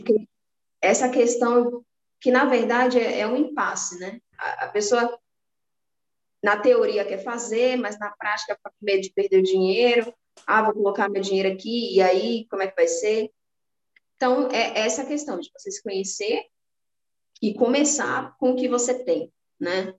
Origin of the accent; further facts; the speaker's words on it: Salvador, Bahia, Brazil; now in São Paulo, Brazil; Nasci no Nordeste, sou de Salvador, Bahia. Hoje eu moro em São Paulo